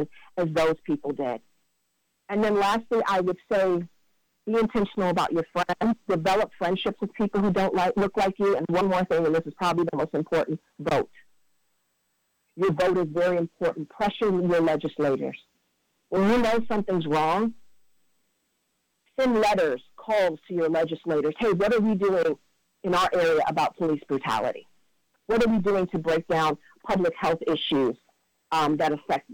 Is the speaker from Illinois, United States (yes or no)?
no; Cleveland, Ohio, United States; that's my hometown